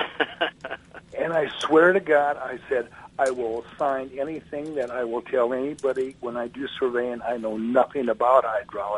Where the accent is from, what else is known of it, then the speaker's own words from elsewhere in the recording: Omaha, Nebraska, United States; moved away as an adult; now in Georgia, United States; as a kid growing up in Omaha, Nebraska